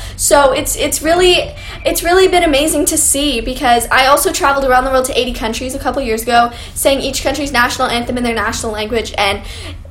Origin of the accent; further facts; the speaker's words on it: Canada; I'm actually from Canada